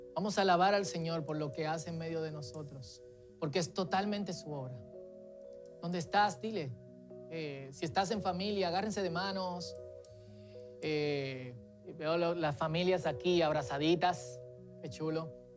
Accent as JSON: {"language": "Spanish", "country": "Dominican Republic", "said": "Es nuestra tendencia, especialmente como dominicanos, mientras crecemos, formalizarnos y tradicionalizarnos"}